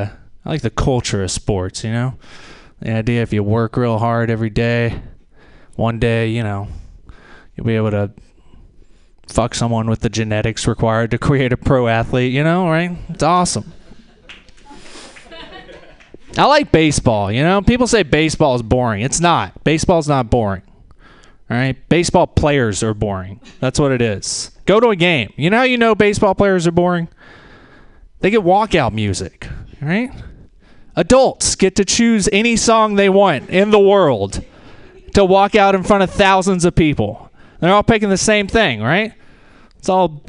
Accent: rural Tennessee, United States; From rural Tennessee myself, and I'm 31. That means I was a freshman in a new high school in the rural South

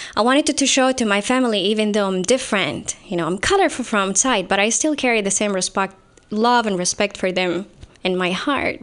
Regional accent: Saudi Arabia; moved away as an adult; now in San Jose, United States; I'm from Saudi Arabia.

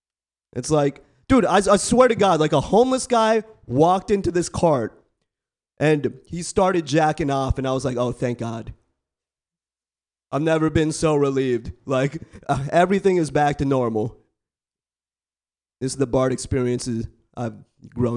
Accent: Bay Area, California, United States; I was born and raised in the Bay Area.

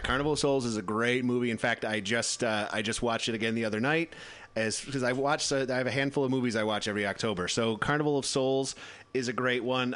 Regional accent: Midwest, United States; I grew up in the Midwest

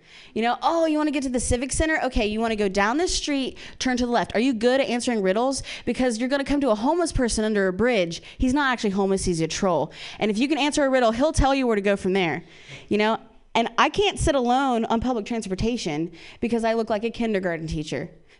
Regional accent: Midwest, United States; Yeah, I grew up in the Midwest and I have two moms.

